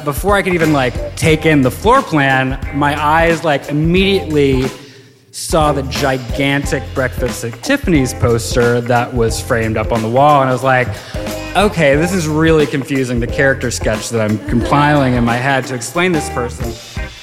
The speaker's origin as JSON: {"language": "English", "region": "Virginia", "country": "United States", "tie": "born or raised there", "also_born_or_lived": "Chicago", "moved": "as an adult", "lives_now": "New York, United States", "said": "I grew up in Virginia and lived in Chicago after I graduated from college and had just moved to New York"}